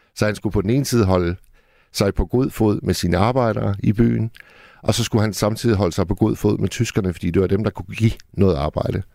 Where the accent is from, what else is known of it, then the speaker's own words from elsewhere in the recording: Hirtshals, North Denmark Region, Denmark; Hirtshals, hvor jeg kommer fra